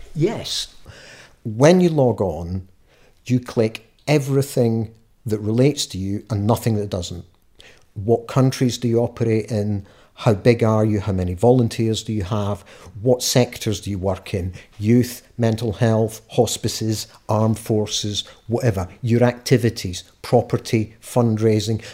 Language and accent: English; Scot, Scotland, United Kingdom; being a Scot, we've got our own laws